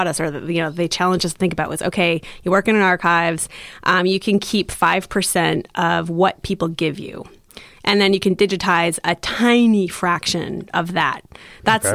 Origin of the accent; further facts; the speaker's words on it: Rhode Island, United States; moved away as an adult; also born or lived in Ithaca, New York / Montreal, Canada / Austin, Texas; I grew up in Rhode Island